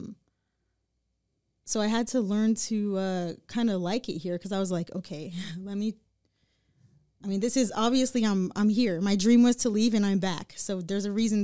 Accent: Lancaster, California, United States; moved away as an adult; also born or lived in Redding, California; I was born in Lancaster

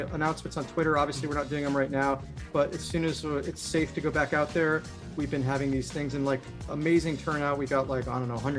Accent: West Hartford, Connecticut, United States; moved away; also born or lived in New York; I'm from West Hartford. That's where I grew up.

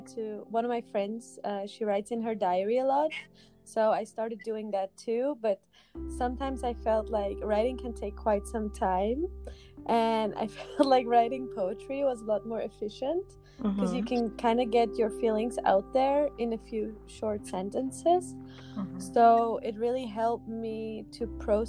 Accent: Netherlands; now in Brussels, Belgium; I live in Brussels in Belgium, Europe. And I come from the Netherlands.

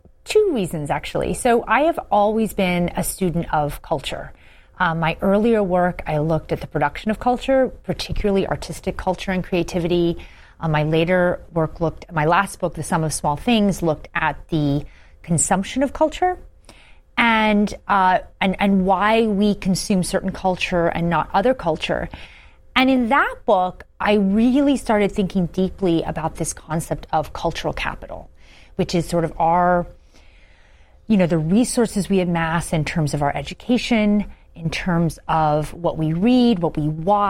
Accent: rural Pennsylvania, United States; moved away; also born or lived in West Virginia; I grew up in this small town in rural Pennsylvania. I'm the daughter of Irish immigrants. I was born in West Virginia.

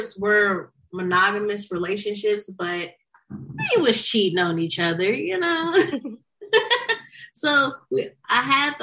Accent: St. Louis, Missouri, United States; now in Los Angeles, United States; I am from St. Louis, Missouri, but I live in Los Angeles, California

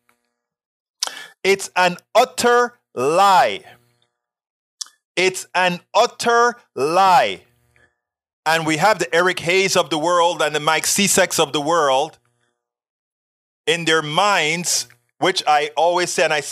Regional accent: Panama; English is a second language; moved away; I am from Panama. I grew up homophobic, sexist

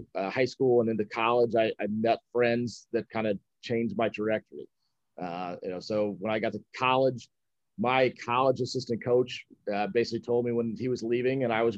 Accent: Dallas, Texas, United States; born there; also born or lived in Illinois / North Carolina / Mississippi / Scotland; So I was born in Dallas, Texas. Grew up kind of all over the place. My dad was in the Air Force, so we moved around a lot. Illinois, North Carolina, Texas, Mississippi, even over in Scotland for a little while through school.

